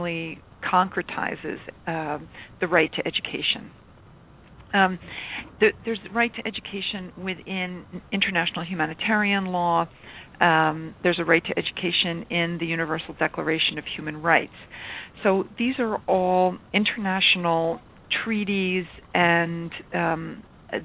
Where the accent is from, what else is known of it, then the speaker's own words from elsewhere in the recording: United States; I'm an American, if you can't tell by my accent already